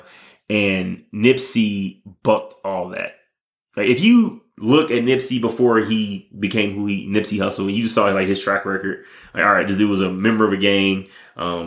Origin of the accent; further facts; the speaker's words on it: Detroit, Michigan, United States; moved away; also born or lived in Las Vegas, Nevada; I was growing up in Detroit, Michigan. Luckily, my grandparents, you know, took me from Detroit and moved me out to Las Vegas